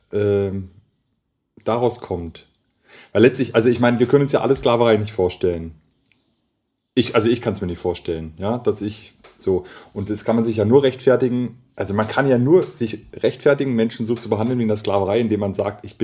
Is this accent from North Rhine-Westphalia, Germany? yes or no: no; Munich, Bavaria, Germany; ich bin in München geboren, ich bin zur Schule gegangen, ich bin deutsch so wie du.